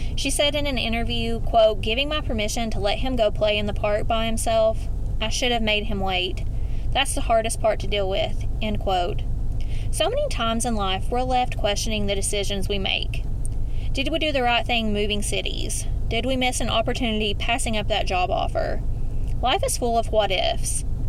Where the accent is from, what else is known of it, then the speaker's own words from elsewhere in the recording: Eastern Kentucky, United States; accent: Eastern Kentucky; my Eastern Kentucky accent